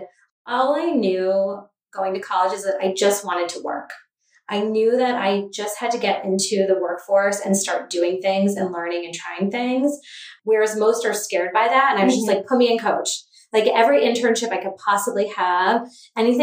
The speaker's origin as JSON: {"language": "English", "area": "Cape Cod", "region": "Massachusetts", "country": "United States", "tie": "born or raised there", "also_born_or_lived": "Boston", "said": "I grew up on Cape Cod"}